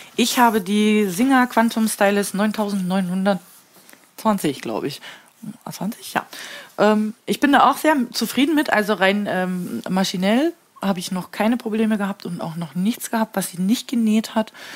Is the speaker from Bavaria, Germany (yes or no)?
no; Papenburg, Lower Saxony, Germany; Wenn man gefragt wird, äh, woher kommst du? Und ich sage aus Papenburg